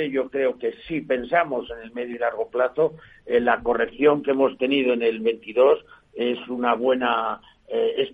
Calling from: Madrid, Community of Madrid, Spain; Soy … de Madrid y quisiera hacer unas preguntas sobre Nagas

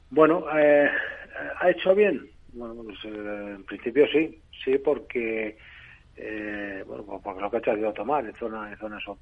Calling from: Bilbao, Basque Country, Spain; de Bilbao.

